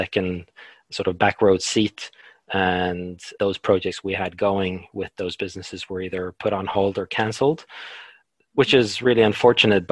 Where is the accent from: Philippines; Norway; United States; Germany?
Norway; moved away as an adult; also born or lived in London, United Kingdom; now in New Zealand; I'm from Norway, but my parents are Polish